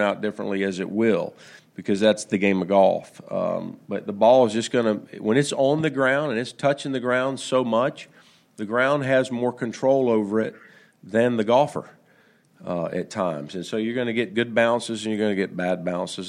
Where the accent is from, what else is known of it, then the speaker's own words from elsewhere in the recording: United States; us as American golfers